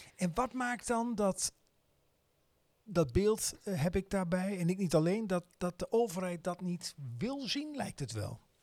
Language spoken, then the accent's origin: Dutch; Netherlands; als, als Nederlanders